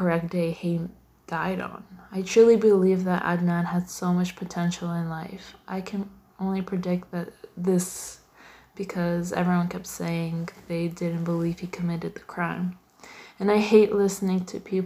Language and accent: English; Canada; I'm born and raised in Canada